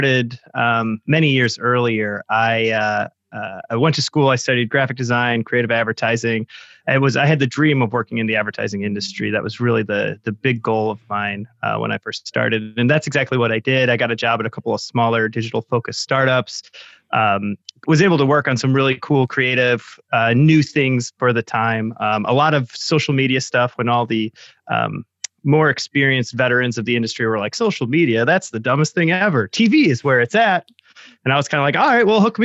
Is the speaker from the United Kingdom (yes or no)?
no; Chicago, Illinois, United States; being from Chicago, everybody there does improv